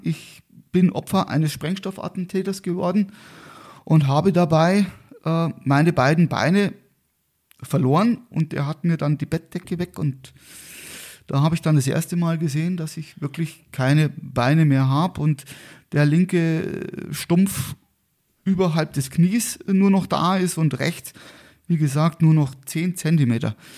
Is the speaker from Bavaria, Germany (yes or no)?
yes; Garmisch-Partenkirchen, Bavaria, Germany; also born or lived in Murnau; ich bin hier in Garmisch-Partenkirchen geboren, äh, lebe eigentlich auch seitdem in Garmisch-Partenkirchen mit einer kleinen Unterbrechung von eineinhalb Jahren.